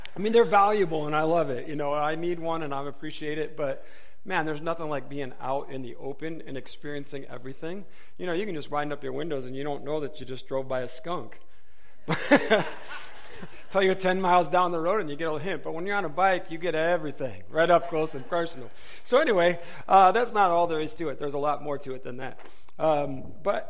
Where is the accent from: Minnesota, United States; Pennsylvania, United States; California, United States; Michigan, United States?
Michigan, United States; Wayne; moved away as an adult; now in Tucson, United States; we moved from Detroit, Michigan area, a city called Wayne, where the Detroit Metro Airport is. We lived right by there. We were both raised in that area